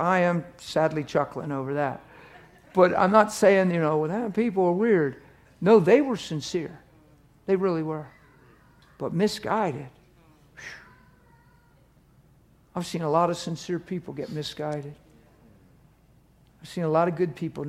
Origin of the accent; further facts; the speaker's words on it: East Coast, United States; I'm from the East Coast